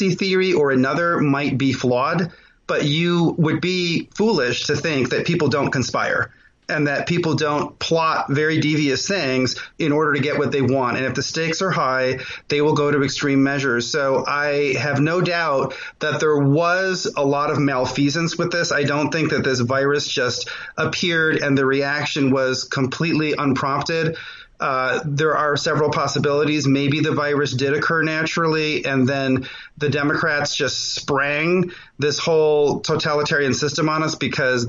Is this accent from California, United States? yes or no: yes; Los Angeles, California, United States; moved away as an adult; now in Texas, United States; I was from L.A.